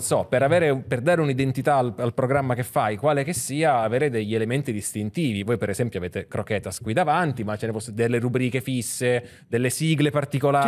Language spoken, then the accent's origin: Italian; Sicily, Italy; io sono siciliano